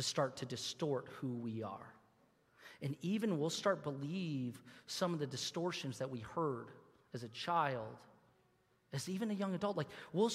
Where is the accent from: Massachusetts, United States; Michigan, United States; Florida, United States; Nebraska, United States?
Michigan, United States; Troy; When I was a kid, I grew up here in Troy, and I used to play soccer here in Birmingham